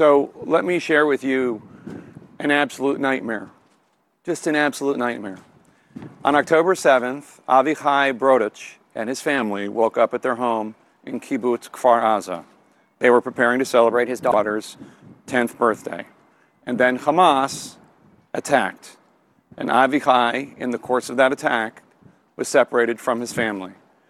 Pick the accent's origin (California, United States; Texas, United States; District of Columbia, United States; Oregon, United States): District of Columbia, United States; Washington; I'm from Washington, D.C.